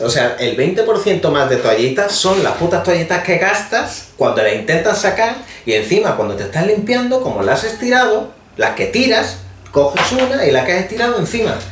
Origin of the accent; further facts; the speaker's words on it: Andalusia, Spain; somos andaluces